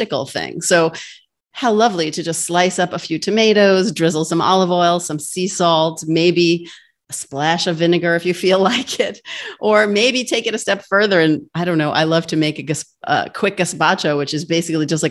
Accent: New York, United States; I'm from New York

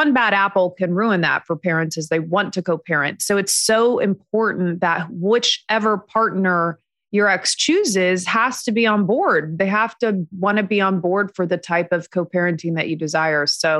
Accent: Indiana, United States; now in Los Angeles, United States; And we were back in Indiana where I'm from the Midwest.

